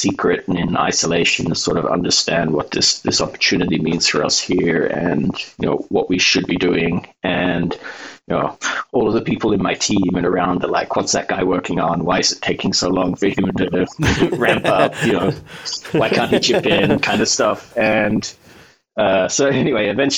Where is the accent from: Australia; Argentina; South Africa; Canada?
Australia; moved away as an adult; also born or lived in Norway / United Kingdom / Germany / Russia; now in Oslo, Norway; I grew up in Australia and I was there for roughly, I think, 20 years of my life, born there, of course